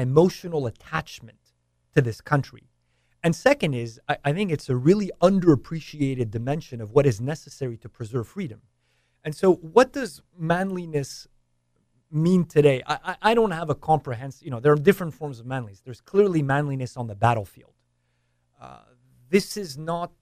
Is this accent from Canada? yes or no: yes; Canada; moved away; I was born and raised in Canada